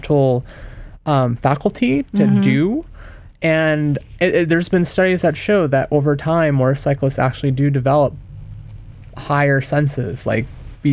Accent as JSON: {"language": "English", "region": "Florida", "country": "United States", "tie": "born or raised there", "moved": "yes", "lives_now": "Santa Cruz, United States", "said": "I was born in Florida"}